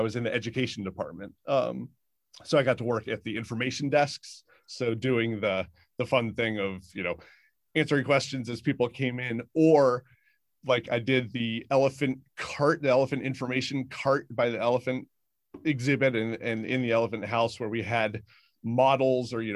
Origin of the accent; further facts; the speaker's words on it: Northern Virginia, United States; growing up in Northern Virginia